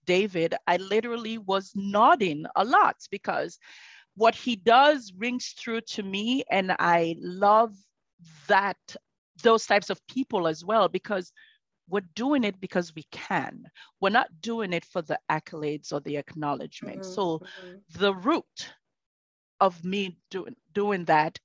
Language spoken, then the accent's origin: English; Sierra Leone; moved away; I am originally from Sierra Leone and I live and breathe Sierra Leone.